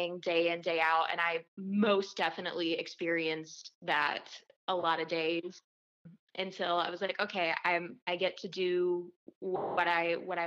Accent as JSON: {"language": "English", "town": "Little Rock", "region": "Arkansas", "country": "United States", "tie": "born or raised there", "moved": "as an adult", "lives_now": "Nashville, United States", "said": "I'm originally from Little Rock, Arkansas"}